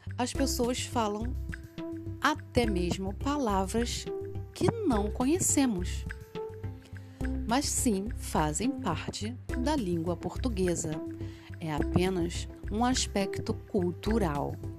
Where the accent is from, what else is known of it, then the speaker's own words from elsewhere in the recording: Rio de Janeiro, Brazil; accent: Rio de Janeiro; a minha pronúncia ela é falada de acordo com a região onde eu moro, que é o Rio de Janeiro